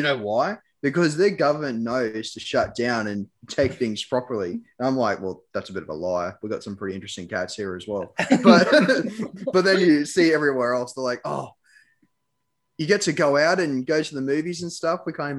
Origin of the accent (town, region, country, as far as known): Australia